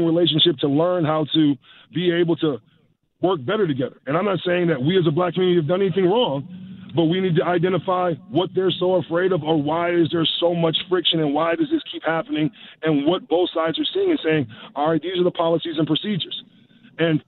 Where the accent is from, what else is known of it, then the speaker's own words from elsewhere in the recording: United States; now in Canada; from my experiences of growing up in the States